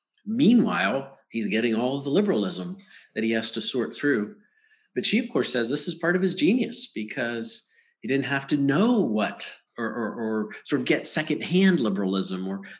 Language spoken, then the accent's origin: English; Western Pennsylvania, United States; When I was younger, I grew up in Western Pennsylvania.